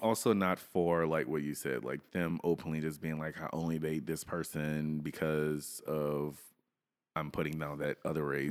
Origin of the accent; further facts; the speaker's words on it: Louisiana, United States; I'm from Louisiana